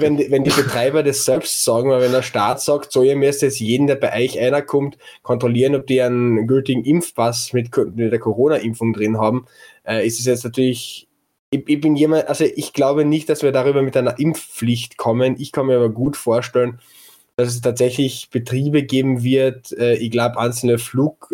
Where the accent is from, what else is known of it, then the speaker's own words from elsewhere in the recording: Klagenfurt, Carinthia, Austria; als Klagenfurter